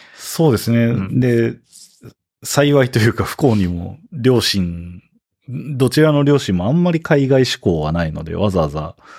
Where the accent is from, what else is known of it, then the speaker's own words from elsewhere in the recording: Kitakyushu, Fukuoka, Japan; moved away as an adult; now in United States; 福岡、僕、地元小倉